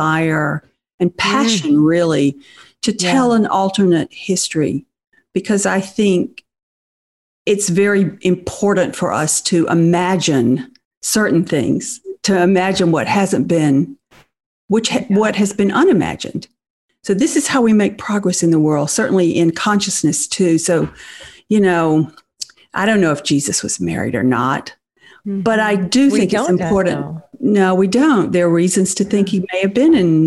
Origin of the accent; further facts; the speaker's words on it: Deep South, United States; growing up in the Deep South in pre-feminism. Mm-hmm. I was raised in a small town